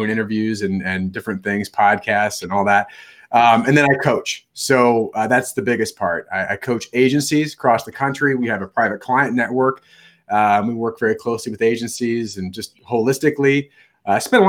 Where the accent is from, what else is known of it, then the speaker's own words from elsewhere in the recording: Midwest, United States; We're true Midwesterners